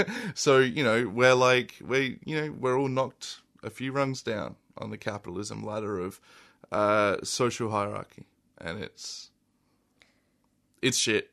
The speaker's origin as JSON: {"language": "English", "town": "Adelaide", "region": "South Australia", "country": "Australia", "tie": "born or raised there", "moved": "as an adult", "said": "I'm from Adelaide. I originally grew up there and I moved here, uh, a little over a year ago."}